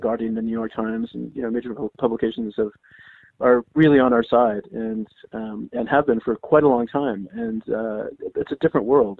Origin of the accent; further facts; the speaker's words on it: Canada; I'm Canadian